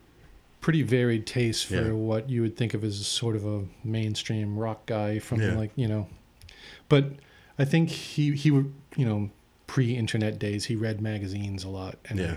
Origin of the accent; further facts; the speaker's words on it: Whitman, Massachusetts, United States; I grew up on the South Shore in Whitman, Massachusetts.